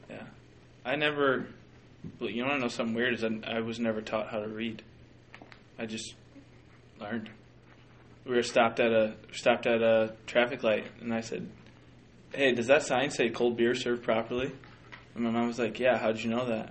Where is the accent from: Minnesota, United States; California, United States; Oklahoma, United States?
Minnesota, United States; I'm technically a Minnesotan